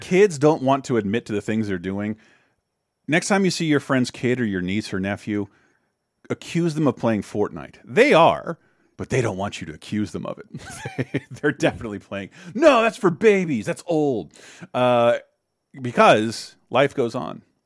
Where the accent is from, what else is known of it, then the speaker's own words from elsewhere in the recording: Florida, United States; I grew up in Florida